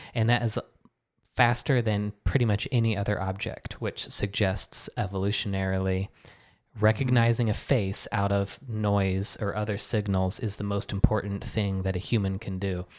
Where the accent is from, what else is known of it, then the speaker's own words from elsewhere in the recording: Michigan, United States; moved away as an adult; also born or lived in New York; now in Philadelphia, United States; at my house growing up in Michigan